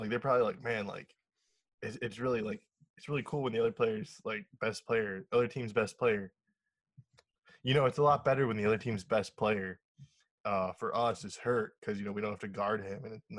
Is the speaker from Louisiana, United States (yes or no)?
no; Michigan, United States; I'm from Michigan, and like Detroit's like an hour away from me.